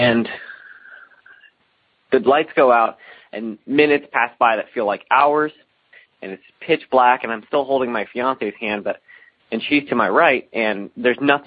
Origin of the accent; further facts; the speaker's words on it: Alton, Illinois, United States; I'm from the Alton area of Illinois, which is one of the more haunted places in the United States